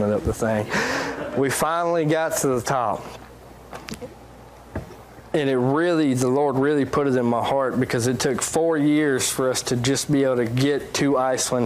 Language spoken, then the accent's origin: English; United States; I'm a Christian from America